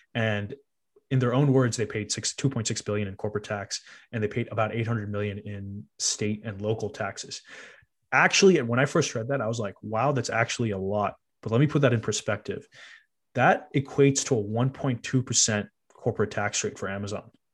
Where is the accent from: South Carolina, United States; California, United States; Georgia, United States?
California, United States; Cupertino; we grew up in Cupertino.